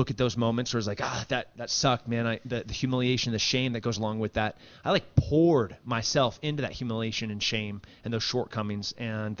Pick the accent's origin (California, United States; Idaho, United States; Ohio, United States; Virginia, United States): California, United States; Central Coast; now in Texas, United States; I grew up in like 4 hours south of San Francisco, 4 hours north of L.A. on the Central Coast